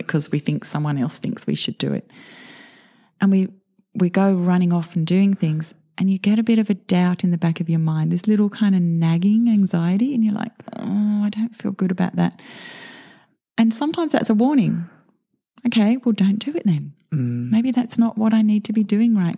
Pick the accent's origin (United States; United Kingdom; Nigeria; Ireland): United Kingdom; moved away; I was born in the UK into a really average suburban existence.